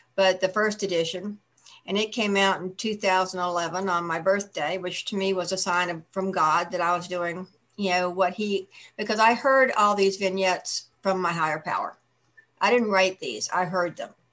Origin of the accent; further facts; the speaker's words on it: Buffalo, New York, United States; I was born in outside Buffalo, New York